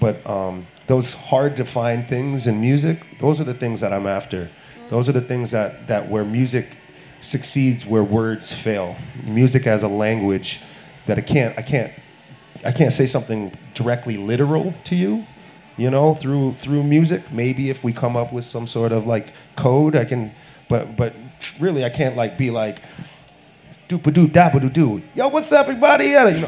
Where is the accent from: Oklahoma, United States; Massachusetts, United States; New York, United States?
Massachusetts, United States; I grew up in Western Massachusetts.